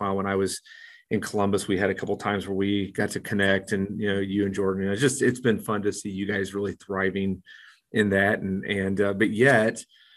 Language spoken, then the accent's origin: English; Mexico; now in Springfield, United States; growing up in Mexico